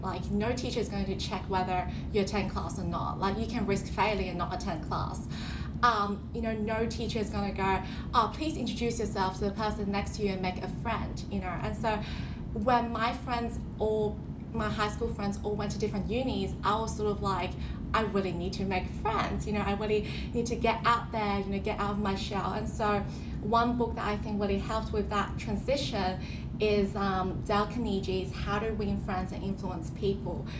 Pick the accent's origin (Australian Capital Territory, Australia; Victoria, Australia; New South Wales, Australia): New South Wales, Australia; also born or lived in China; I had spent roughly half of my time in Australia and half of my life in um, China